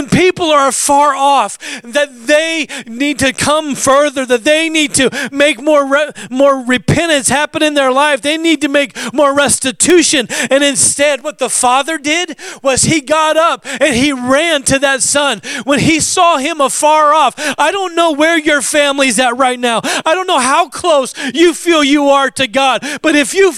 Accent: Alaska, United States; I grew up in Alaska

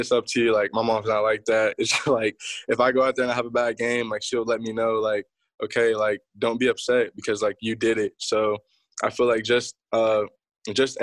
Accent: Youngstown, Ohio, United States; now in Atlanta, United States; I live in Atlanta, Georgia. I moved from Youngstown, Ohio. So when I first started playing football, I was playing in Youngstown

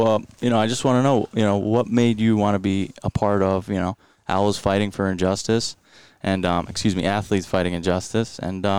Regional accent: Shelton, Connecticut, United States; growing up in Shelton, it's not very diverse

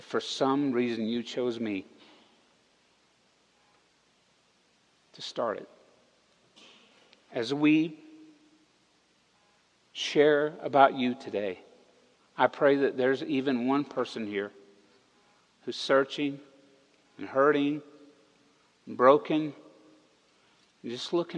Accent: the South, United States; moved away; we're all from the South. Everybody that came here to start this church, we're all Southerners

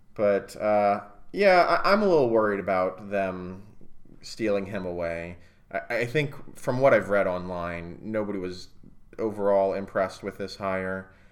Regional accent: Clearwater, Florida, United States; I am from Clearwater. I was born there

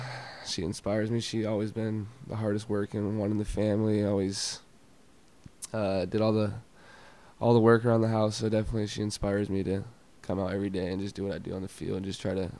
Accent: Florida, United States; So I am from Florida, and there's not really a known Florida team, especially in the NFL.

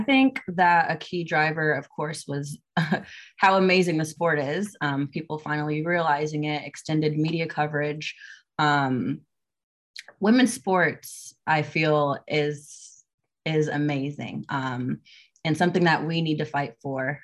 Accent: Naples, Florida, United States; moved away as an adult; now in Georgia, United States; I am from Naples, Florida.

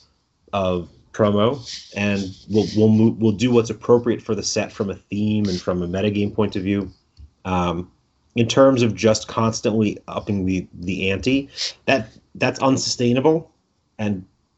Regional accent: New York City, New York, United States; accent: Brooklyn; my Brooklyn accent

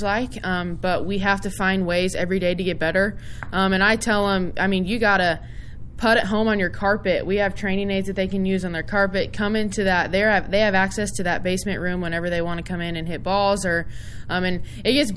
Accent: Kansas, United States; to represent my home state in my first head coaching job

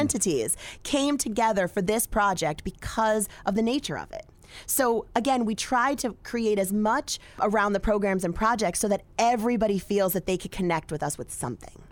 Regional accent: Exeter, Pennsylvania, United States; I was from Luzerne County, Exeter Borough

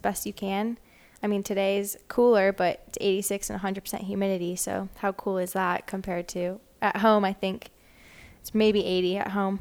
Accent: Wisconsin, United States; moved away as an adult; also born or lived in Michigan; now in Little Rock, United States; I am originally from Wisconsin

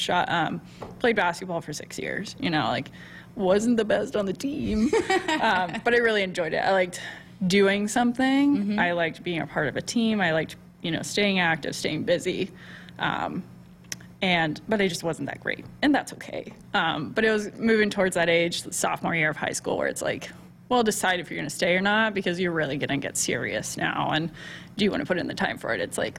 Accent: Texas, United States; You know, I'm from Texas, so.

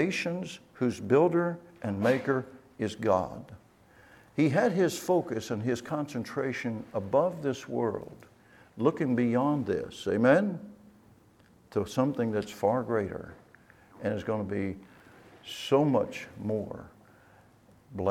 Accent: West Virginia, United States; moved away; Born and raised in West Virginia

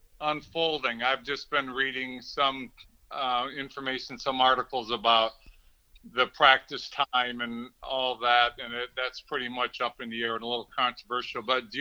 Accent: Grand Rapids, Michigan, United States; Grand Rapids, Michigan, which is my hometown.

